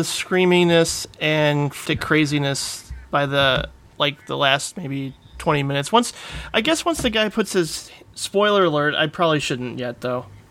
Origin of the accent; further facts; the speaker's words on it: Indiana, United States; also born or lived in Calumet City, Illinois; I grew up in Calumet City, Illinois, till I was eight, and then moved to Indiana for my teenage years